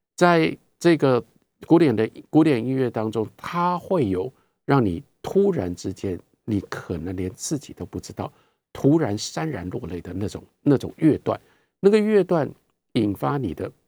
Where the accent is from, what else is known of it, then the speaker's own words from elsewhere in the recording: Taiwan; 我们是台湾人